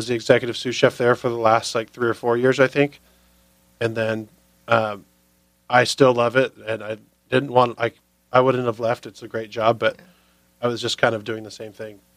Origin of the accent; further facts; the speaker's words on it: San Diego, California, United States; also born or lived in La Mesa, California / Pacific Beach, San Diego / Arizona; I grew up in La Mesa until I was like junior high. Then I moved to PB